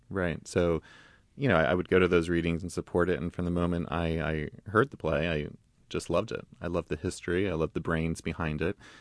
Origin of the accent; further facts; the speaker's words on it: Long Island, New York, United States; I'm from New York. I'm originally from Long Island.